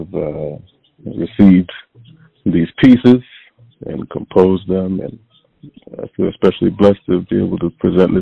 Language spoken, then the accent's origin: English; Hartford, Connecticut, United States; also born or lived in Windsor, Connecticut; now in Bronx, New York, United States; I was born in Hartford, Connecticut, and then early on I moved to a suburb outside of Hartford called Windsor, Connecticut, and then moved back to Hartford, Connecticut after high school